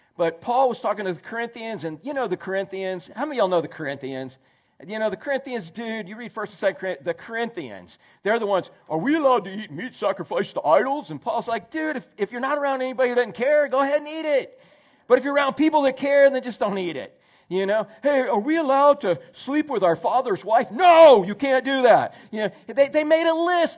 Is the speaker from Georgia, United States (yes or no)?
no; Orlando, Florida, United States; I grew up in Central Florida. I grew up in Orlando before there was a lick of concrete